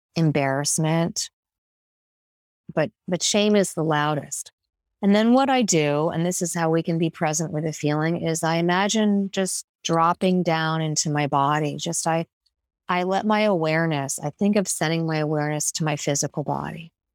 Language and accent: English; New York, United States; As a New Yorker